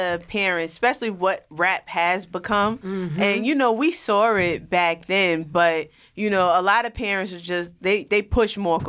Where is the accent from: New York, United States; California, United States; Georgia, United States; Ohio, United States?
New York, United States; New York City; being that I was from Rockaway.